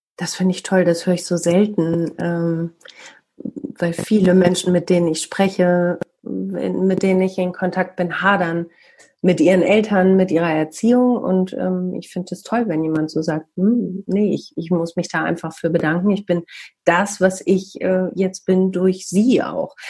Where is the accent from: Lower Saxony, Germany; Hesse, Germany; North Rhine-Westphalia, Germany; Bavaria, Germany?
North Rhine-Westphalia, Germany; Bielefeld